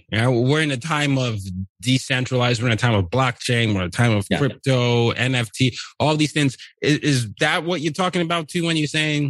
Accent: Nigeria; I come from Nigeria and we grew up all over the world.

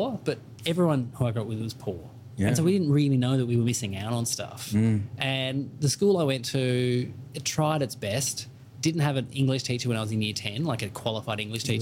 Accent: Burnie, Tasmania, Australia; moved away; Burnie's a port town in on the northwest coast of Tasmania, so it's very beautiful. It's very idyllic, and if you go there now, it's very different to how it was when I grew up there

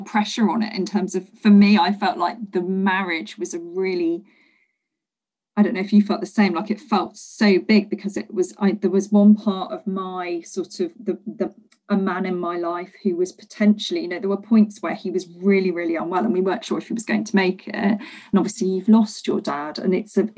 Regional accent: Leicester, East Midlands, United Kingdom; also born or lived in London; I'd moved back to my hometown of Leicester

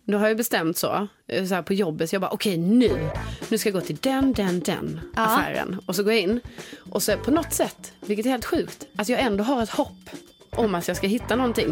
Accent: Sweden; som svensk

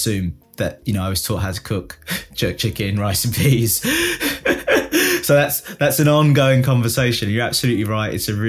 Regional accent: United Kingdom; growing up, you know, in the 80s and 90s, in a Britain where, yes, of course there are black people, but I was one of very few in the era I grew up in.

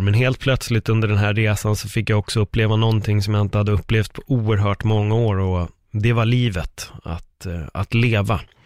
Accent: Sweden; mig som svensk

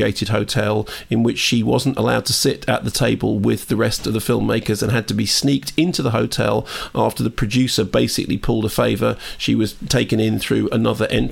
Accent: London, United Kingdom; I grew up in Finchley

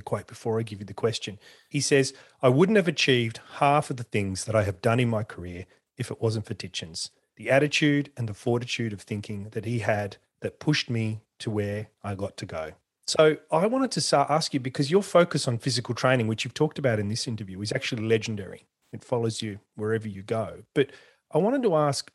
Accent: Australia; I'm Australian

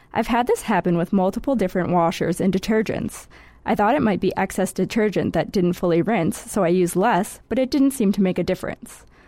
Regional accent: Midwest, United States; moved away; I'm from the Midwest

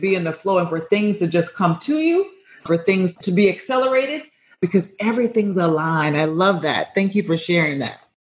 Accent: Florida, United States; I'm from Florida

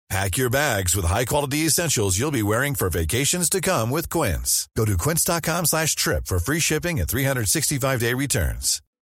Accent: the North, northern France, France; J'ai grandi dans le Nord

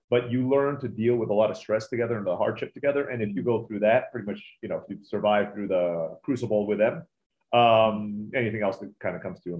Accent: Turkey; also born or lived in Philippines; I was born in the Philippines, grew up in Turkey.

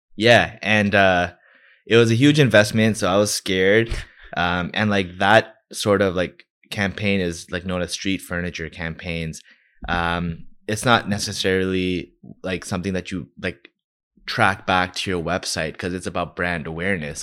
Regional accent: Toronto, Ontario, Canada; I'm from Scarborough

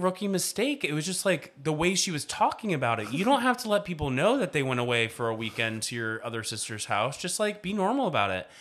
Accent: the South, United States; I'm an expert from the South

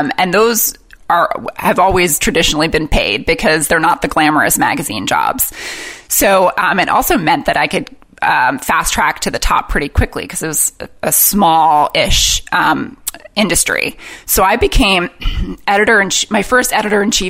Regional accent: New York, United States; moved away as an adult; also born or lived in London, United Kingdom; I grew up in New York

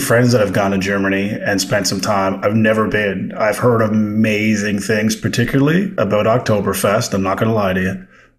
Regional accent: Canada; I'm Canadian. I don't know how I got here

